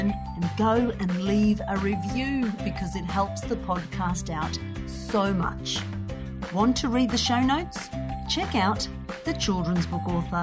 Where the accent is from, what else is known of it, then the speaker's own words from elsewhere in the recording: Australia; I'm from Australia